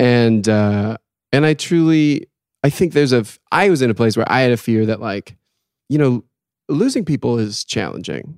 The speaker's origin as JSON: {"language": "English", "town": "South Portland", "region": "Maine", "country": "United States", "said": "I am from South Portland, Maine"}